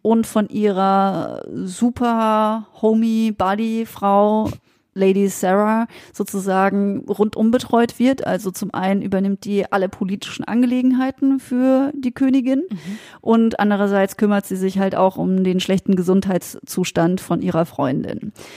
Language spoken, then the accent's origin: German; Freiburg, Baden-Württemberg, Germany; spielt in Freiburg. Das ist ja meine Geburtsstadt